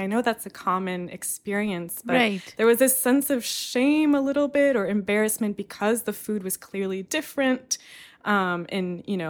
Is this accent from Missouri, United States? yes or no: no; California, United States; I was born and raised in California and really only experienced Lebanon as a visitor over the years.